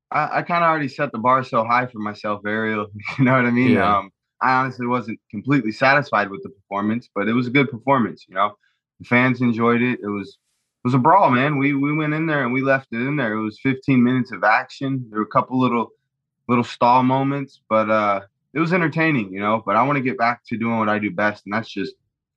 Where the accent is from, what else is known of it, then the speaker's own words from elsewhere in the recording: Mumbai, Maharashtra, India; Drip. I'm from Bombay.